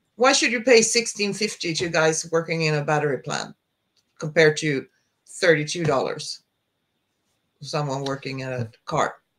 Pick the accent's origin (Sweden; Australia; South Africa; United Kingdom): Sweden; I'm from Sweden